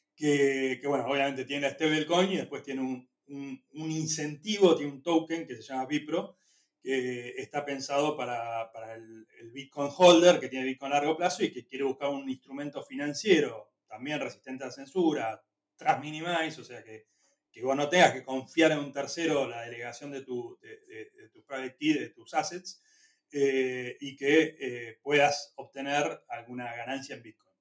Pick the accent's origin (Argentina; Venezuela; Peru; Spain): Argentina; also born or lived in Chile; somos argentinos